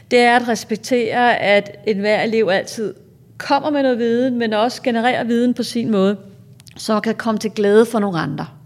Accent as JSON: {"language": "Danish", "country": "Greenland", "said": "Et meget godt eksempel, jeg har på det, jeg er faktisk fra Grønland"}